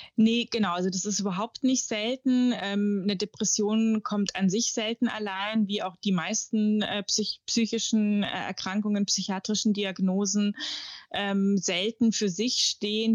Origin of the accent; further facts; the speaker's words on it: Munich, Bavaria, Germany; moved away; ich komme aus München, lebe da auch immer noch oder wieder eigentlich